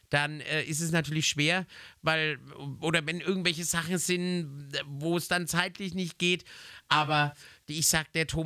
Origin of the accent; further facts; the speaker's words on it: Nuremberg, Bavaria, Germany; born there